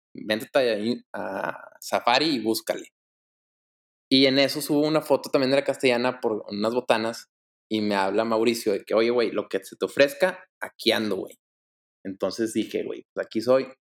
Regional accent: Monterrey, Nuevo León, Mexico; Yo soy, soy aquí originario de Monterrey, crecí en Monterrey, he vivido toda mi vida en Monterrey.

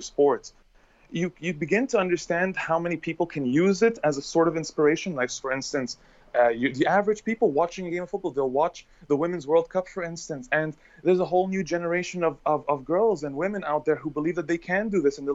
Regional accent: Egypt; moved away as an adult; also born or lived in Bahrain / Saudi Arabia; I'm an Egyptian by blood, and I grew up in Egypt, and I also grew up in Bahrain and in Saudi Arabia

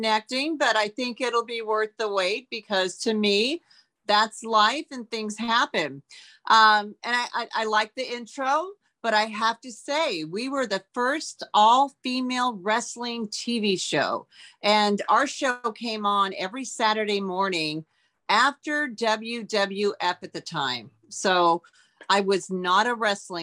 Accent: Auburn, Washington, United States; moved away as an adult; also born or lived in Los Angeles; I grew up in Auburn, Washington, which is a small town out of Seattle, I just packed up my car and drove to Los Angeles

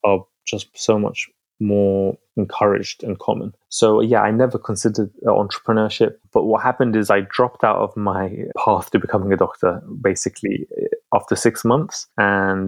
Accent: London, United Kingdom; also born or lived in Baghdad, Iraq; So I came to London when I was 3 years old. I was born in Baghdad. I came with my family.

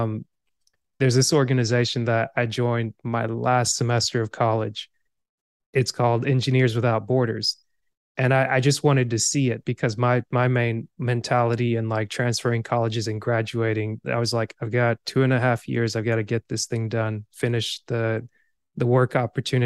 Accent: Georgia, United States; also born or lived in Cameroon; I grew up in Georgia for the most part, but at the same time, I'm also immigrated to America. Like, this year will be 24 years, 25 years. I'm originally from Cameroon

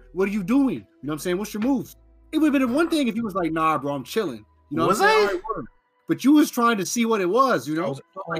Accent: North Carolina, United States; I'm from North Carolina.

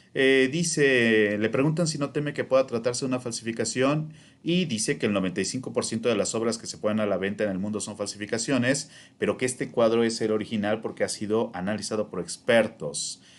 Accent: Mexico; also born or lived in Morelos; como mexicanos

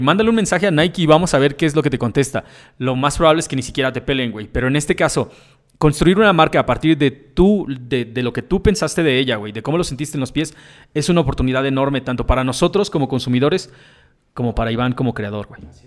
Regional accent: Mexico; como mexicano

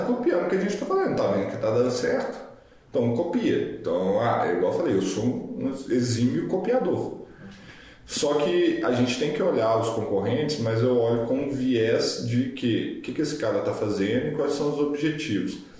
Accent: Brazil; eu sou extremamente patriotista, sou brasileiro, tenho muito orgulho de ser brasileiro

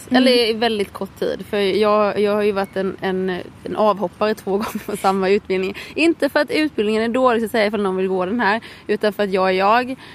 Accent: Småland, Sweden; moved away; jag är ju smålänning.

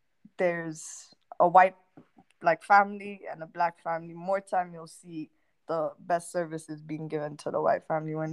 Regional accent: Nairobi, Kenya; moved away as an adult; also born or lived in Toronto, Canada; I am from Kenya, born and raised.

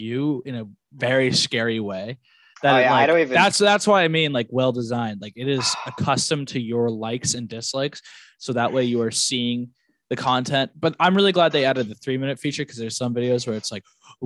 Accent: the North, United States; moved away as an adult; we're from the North

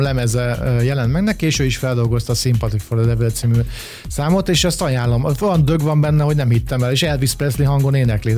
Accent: Hungary; mert magyarok vagyunk

